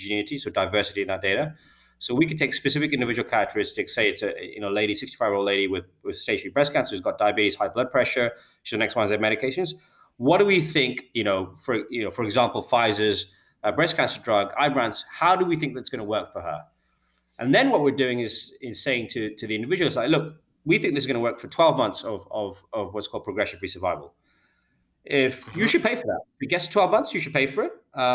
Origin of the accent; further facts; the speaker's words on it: United Kingdom; I'm a Brit